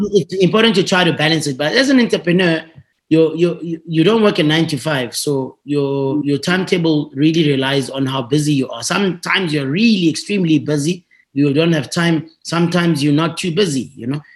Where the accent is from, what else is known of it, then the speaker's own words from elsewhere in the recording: Tembisa, Gauteng, South Africa; I went to a, a, a, local school in, in the township where I grew up in Tembisa